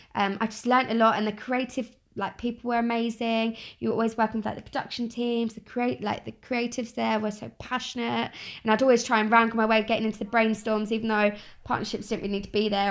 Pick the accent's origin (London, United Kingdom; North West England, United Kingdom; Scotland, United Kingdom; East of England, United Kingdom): London, United Kingdom; I'm from South East London, born and bred, still living here